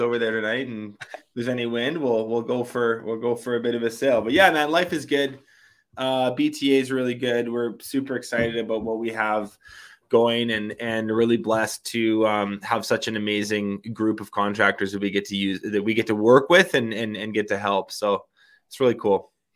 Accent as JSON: {"language": "English", "country": "Canada", "also_born_or_lived": "Kelowna, British Columbia", "said": "I live in Kelowna, B C. I'm Canadian"}